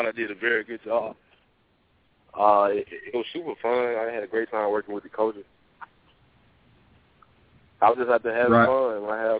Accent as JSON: {"language": "English", "town": "Dadeville", "region": "Alabama", "country": "United States", "said": "I'm from Dale, Alabama."}